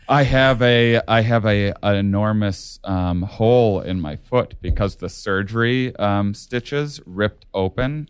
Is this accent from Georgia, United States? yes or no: no; La Crosse, Wisconsin, United States; where I grew up in La Crosse, Wisconsin.